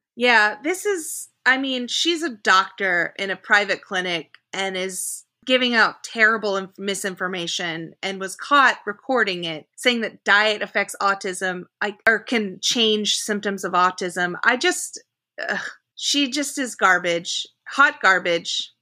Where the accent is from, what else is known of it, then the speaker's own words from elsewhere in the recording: Oklahoma, United States; I grew up in Oklahoma